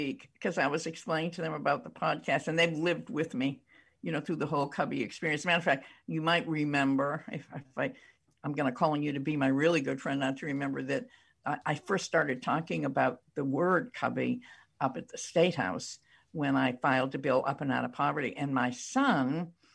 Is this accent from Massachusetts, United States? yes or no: yes; Brookline, Massachusetts, United States; I grew up in Brookline